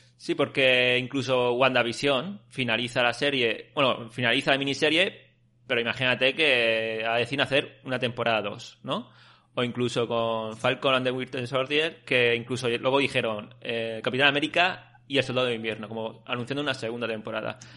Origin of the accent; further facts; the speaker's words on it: Callosa de Segura, Valencian Community, Spain; Yo tenía un amigo en Callosa, en mi pueblo, Callosa de Segura